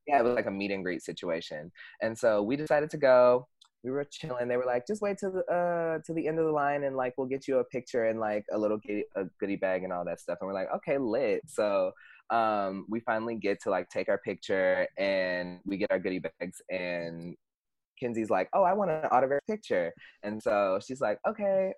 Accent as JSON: {"language": "English", "town": "Houston", "region": "Texas", "country": "United States", "moved": "as an adult", "lives_now": "Chicago, United States", "said": "originally I'm from Houston, Texas, and I moved here"}